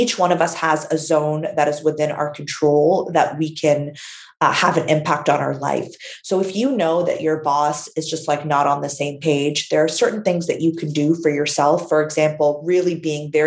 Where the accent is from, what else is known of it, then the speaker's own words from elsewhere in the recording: Canada; My parents immigrated from Syria to Canada.